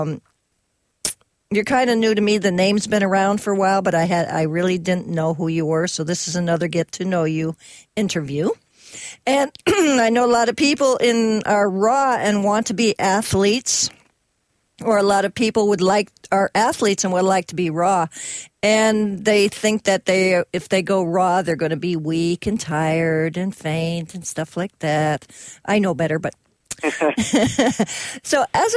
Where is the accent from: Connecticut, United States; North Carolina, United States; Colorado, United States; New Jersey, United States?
Connecticut, United States; I grew up in Connecticut